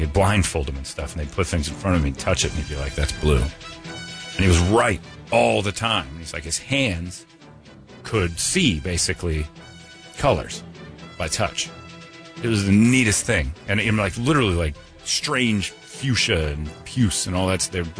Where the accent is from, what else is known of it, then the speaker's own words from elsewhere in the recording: Indiana, United States; moved away; My home state of Indiana.